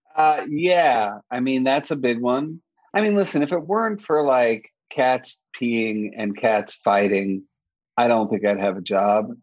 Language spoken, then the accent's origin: English; New York, United States; I'm a New Yorker